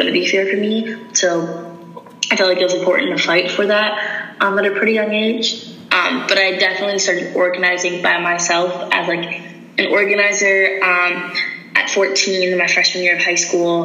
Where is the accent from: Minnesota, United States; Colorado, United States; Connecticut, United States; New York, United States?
Minnesota, United States; Minneapolis; I'm from Minneapolis, Minnesota